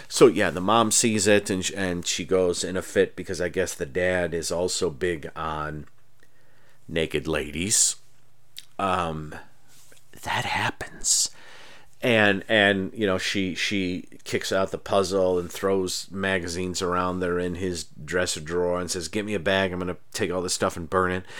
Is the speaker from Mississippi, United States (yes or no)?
no; near Lake Ontario, Charlotte, New York, United States; I grew up near Lake Ontario, and you would go stand, uh, in, in Charlotte, um, which is near Aronnacoit, where I grew up